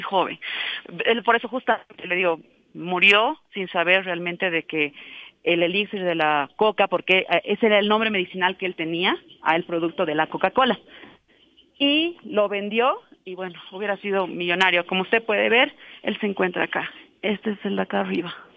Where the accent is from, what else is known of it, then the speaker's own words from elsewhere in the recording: La Paz, Bolivia; como paseños y también como bolivianos